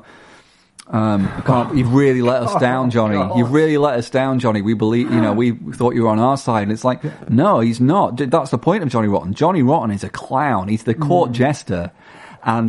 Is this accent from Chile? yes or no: no; Blackpool, North West England, United Kingdom; I'm from Blackpool.